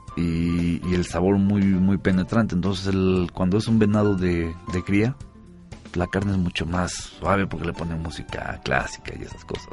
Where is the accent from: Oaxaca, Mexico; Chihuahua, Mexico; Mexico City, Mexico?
Oaxaca, Mexico; also born or lived in San Sebastián, Spain; los oaxaqueños siempre, yo siempre he dicho que somos muy a todo dar